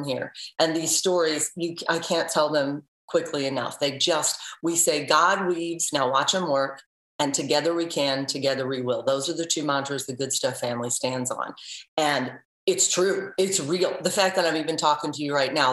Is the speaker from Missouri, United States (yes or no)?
yes; St. Louis, Missouri, United States; now in Cleveland, United States; I'm originally from St. Louis.